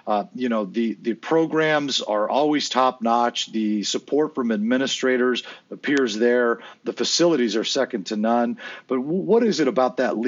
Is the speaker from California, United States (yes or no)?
yes; Southern California, United States; also born or lived in Oregon; I've born and raised in SoCal. I've lived in Oregon for about 8 months, but outside of that, my entire life's been spent in Southern California